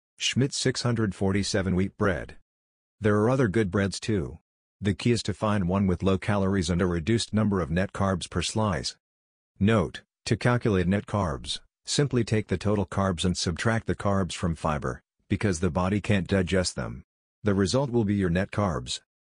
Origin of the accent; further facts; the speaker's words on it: Saint Paul, Minnesota, United States; Seeing as I grew up in the Midwest in Saint Paul, Minnesota